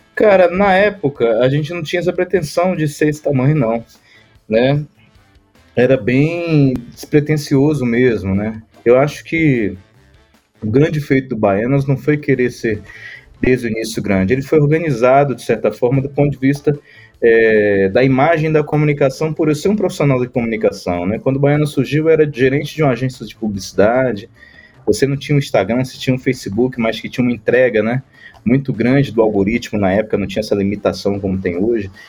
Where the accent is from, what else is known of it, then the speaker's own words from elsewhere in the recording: Ilhéus, Bahia, Brazil; moved away; Eu sou baiano de Ilhéus, litoral sul da Bahia